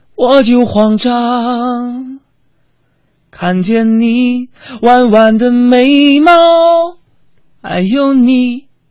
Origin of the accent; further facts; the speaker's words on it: Northeast China, China; 作为一个东北人